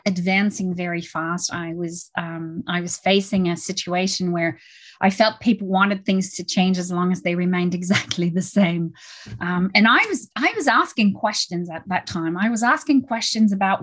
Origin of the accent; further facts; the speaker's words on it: Canada; I'm Canadian, French Canadian